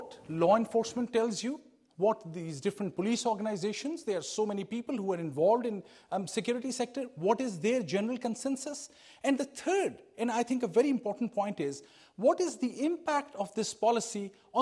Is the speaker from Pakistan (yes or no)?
yes; Pakistan; moved away as an adult; now in United States; I was part of the police service in Pakistan